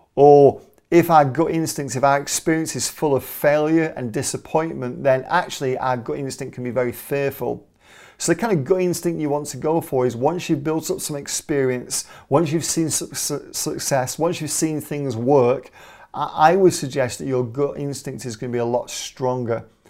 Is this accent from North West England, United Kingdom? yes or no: yes; Manchester, North West England, United Kingdom; I'm Mancunian, I'm from Manchester